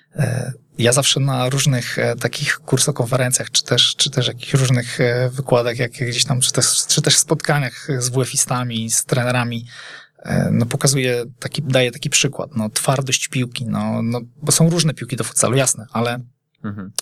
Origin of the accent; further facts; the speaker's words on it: Poznań, Greater Poland, Poland; jestem rodowitym poznaniakiem